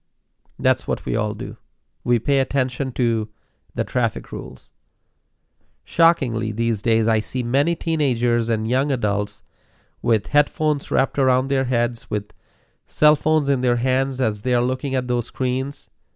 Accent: Dhaka, Dhaka Division, Bangladesh; Growing up in Dhaka, one of the most densely populated cities in the world, there was a lot to see and learn.

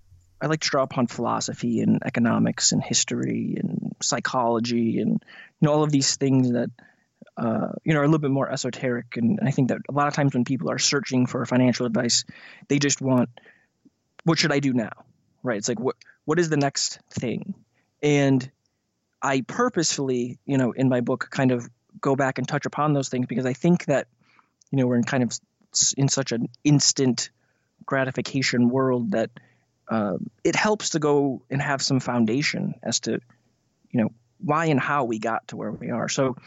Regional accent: Midwest, United States; I grew up in the Midwest and kind of bounced around.

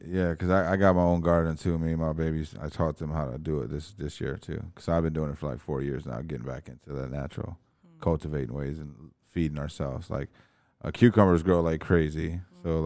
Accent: Berlin, Germany; moved away; I was born in Berlin

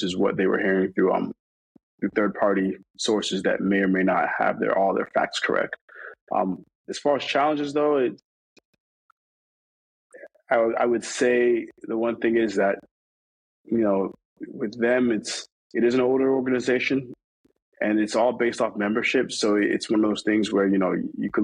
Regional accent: New York, United States; I'm Jamaican. I grew up I'm from New York

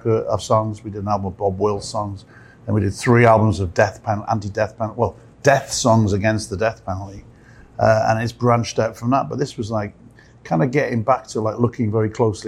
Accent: Newport, Wales, United Kingdom; Newport, my hometown

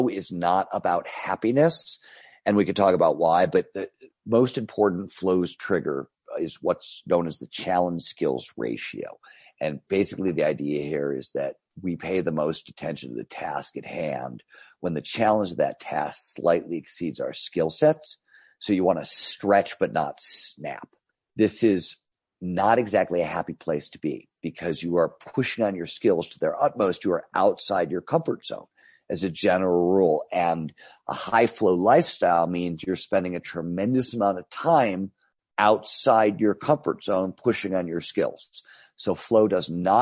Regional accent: Cleveland, Ohio, United States; When I was growing up in Cleveland, Ohio in the 70s, it was a steel town

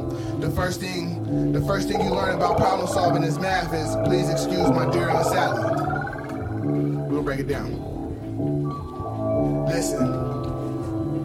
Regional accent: San Diego, California, United States; also born or lived in Fort Carson, Colorado / Fort Campbell, Kentucky; I'm a black man, I'm a San Diegan. I'm saying, I'm a Californian

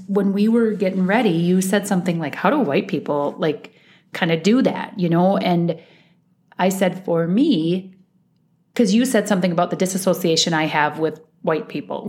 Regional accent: Iowa, United States; moved away as an adult; now in Minnesota, United States; I, I was um, born and raised in Iowa.

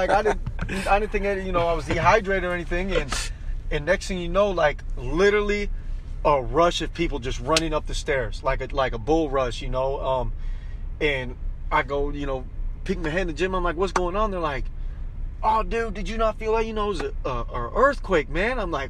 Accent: Kansas, United States; also born or lived in Florida; Growing up in Kansas and Florida, you know, I've been a part of tornadoes and hurricanes.

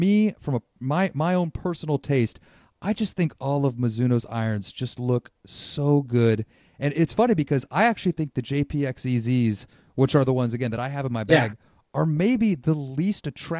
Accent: Santa Rosa, California, United States; So I grew up in the North Bay. I grew up in Santa Rosa.

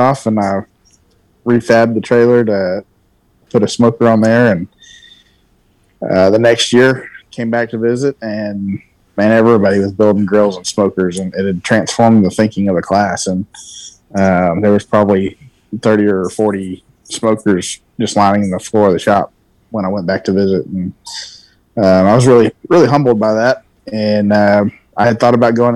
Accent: West Texas, United States; moved away as an adult; also born or lived in Tennessee / Alabama / Michigan; growing up in Texas

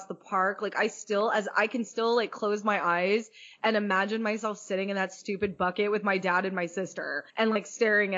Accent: Orange County, California, United States; born and raised in Orange County, we were Angels fans

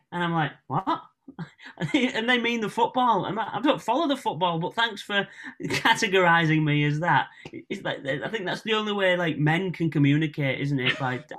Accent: Hull, Yorkshire and the Humber, United Kingdom; accent: Northern; I'm Northern.

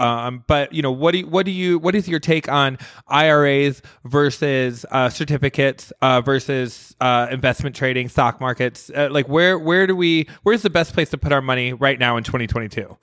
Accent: Midwest, United States; also born or lived in New York / Las Vegas; now in Los Angeles, United States; I grew up in the Midwest

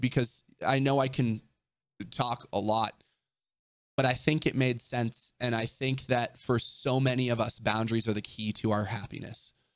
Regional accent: Orange County, California, United States; growing up in Orange County

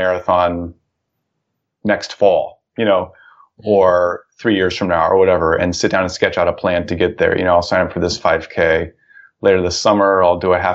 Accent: Ohio, United States; the town where I grew up in Ohio

